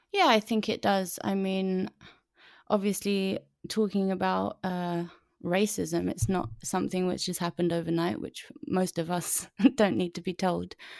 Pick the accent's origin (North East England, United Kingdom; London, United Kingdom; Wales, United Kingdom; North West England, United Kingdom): London, United Kingdom; London gal, I'm a London gal, North London